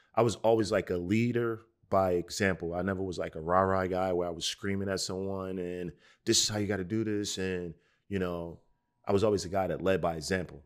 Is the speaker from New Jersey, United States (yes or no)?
yes; Newark, New Jersey, United States; growing up in Newark, New Jersey, and the eighties and the early nineties